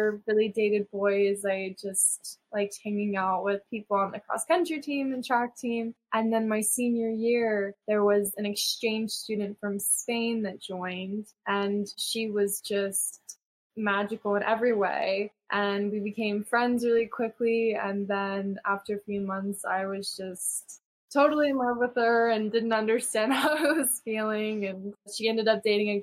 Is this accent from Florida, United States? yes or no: no; Colorado, United States; I grew up in Colorado